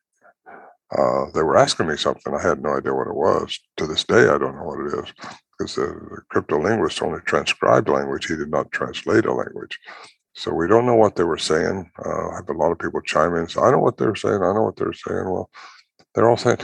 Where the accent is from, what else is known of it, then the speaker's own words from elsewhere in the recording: California, United States; moved away as an adult; also born or lived in Oregon / Washington; now in White Lake, United States; Normally, I was raised in California